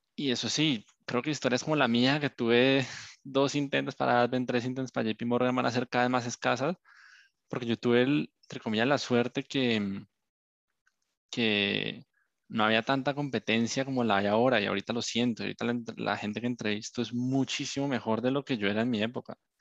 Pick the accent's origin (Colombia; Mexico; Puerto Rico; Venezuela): Colombia; moved away; Yo soy un colombiano